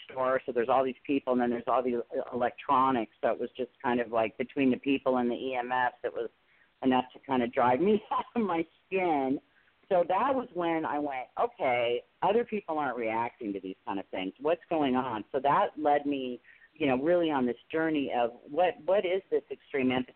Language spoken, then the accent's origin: English; Tustin, California, United States; Tustin, California, pretty close to good old Disneyland. In Anaheim, we used to spend a lot of time, a lot of summers at Disneyland. So, yeah, that's where I grew up